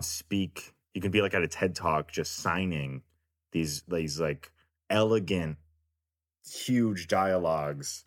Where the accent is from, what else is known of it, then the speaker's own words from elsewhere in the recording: Richmond, Virginia, United States; now in Los Angeles, United States; I grew up in Virginia